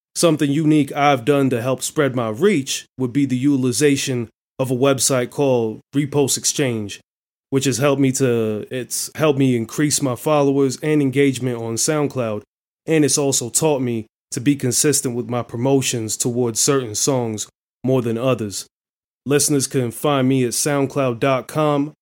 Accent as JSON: {"language": "English", "town": "Atlanta", "region": "Georgia", "country": "United States", "moved": "yes", "lives_now": "Washington, D.C., United States", "said": "I'm originally from Atlanta, but at the moment I reside in Washington, D.C."}